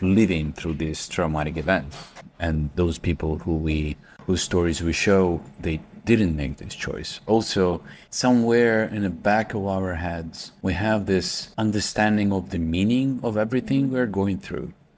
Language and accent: English; Kharkiv, Kharkiv Oblast, Ukraine; at that time I was in Kharkiv, in my hometown